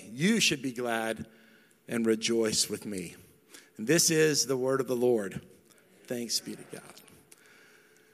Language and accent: English; North Texas, United States; I'm not from West Texas. I'm from North Texas.